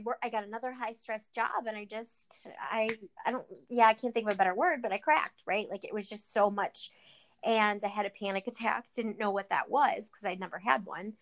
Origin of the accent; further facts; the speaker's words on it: Cleveland, Ohio, United States; I'm from Cleveland, Ohio, a suburb of Cleveland, Ohio